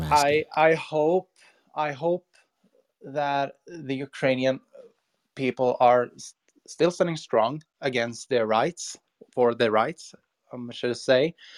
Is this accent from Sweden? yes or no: yes; Sweden; I'm from Sweden, Europe